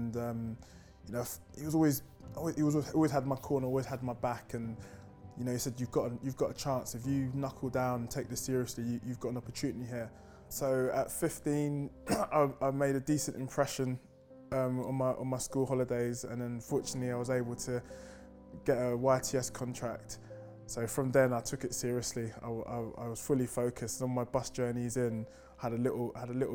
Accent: London, United Kingdom; Growing up in North London

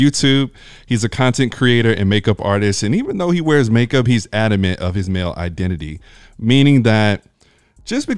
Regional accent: Alabama, United States; I'm from Alabama

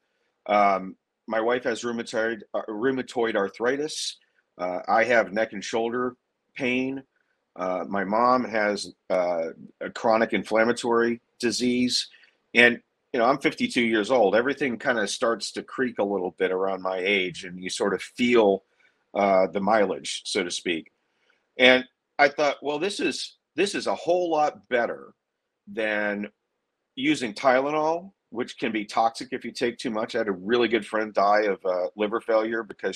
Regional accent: Pasadena, Texas, United States; I'm from Pasadena, Texas. A lot of guys I grew up with are working class guys

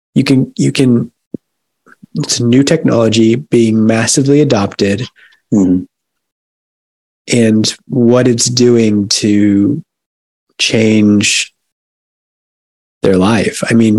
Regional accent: New York, United States; Like, if I lived in the 1950s with the Dodgers and the Giants and the Yankees, and I'm a New Yorker

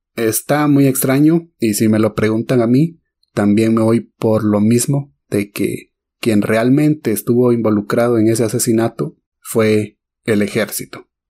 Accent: Guatemala; como guatemaltecos

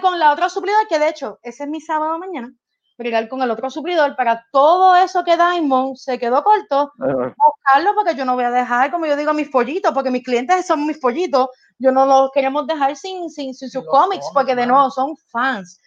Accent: Puerto Rico; somos de Puerto Rico

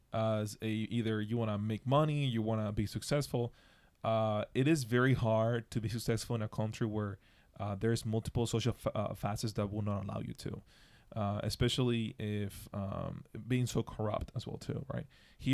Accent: Dominican Republic; And I was raised in the Dominican Republic

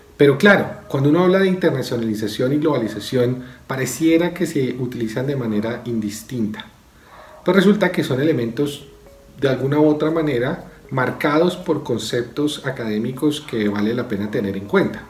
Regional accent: Colombia

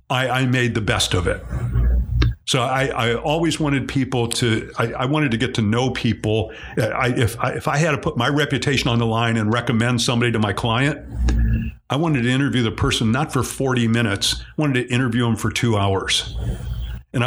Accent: Cleveland, Ohio, United States; I'm from Cleveland

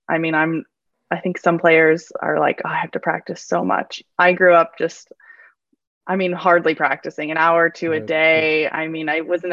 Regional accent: United States; I'm fully American

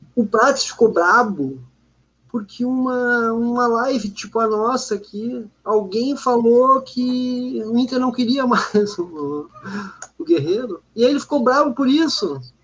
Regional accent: Porto Alegre, Rio Grande do Sul, Brazil; Eu cresci no Olímpico e no Beira Rio

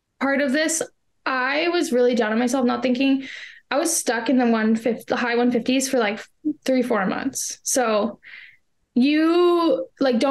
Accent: Canada; I am from Canada

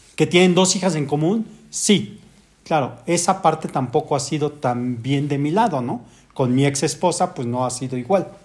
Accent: Mexico; como buen mexicano

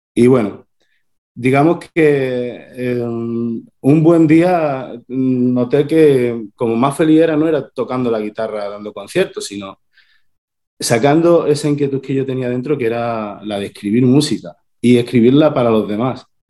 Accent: Torredonjimeno, Andalusia, Spain; yo soy de un pueblo de Jaén, de Torredón Jimeno, esto es en el sur de España

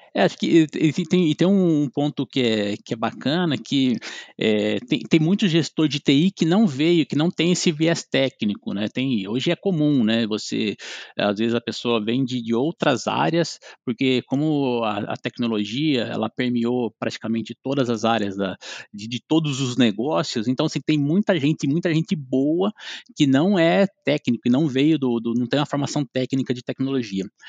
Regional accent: interior of São Paulo, Brazil; sou do interior de São Paulo, moro em Lençóis Paulista, é, é, bem próximo a Bauru.

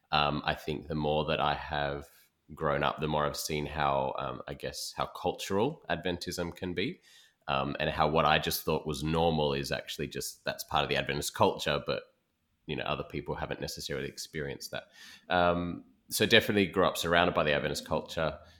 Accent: Perth, Western Australia, Australia; moved away as an adult; also born or lived in East Coast, Australia; now in Sydney, Australia; I'm from West Australia originally, born and bred there

